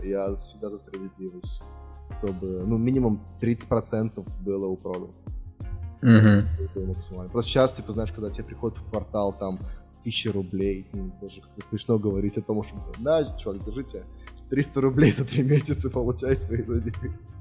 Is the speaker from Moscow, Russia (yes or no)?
yes; Moscow, Russia; я из России